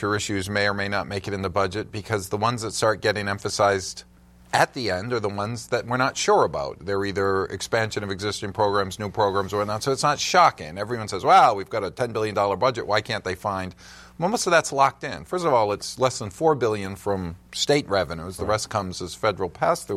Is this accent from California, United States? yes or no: no; Rhode Island, United States; I grew up Catholic here in Rhode Island